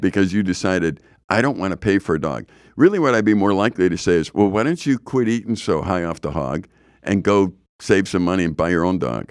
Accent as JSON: {"language": "English", "town": "Chicago", "region": "Illinois", "country": "United States", "tie": "born or raised there", "said": "when I grew up in Chicago"}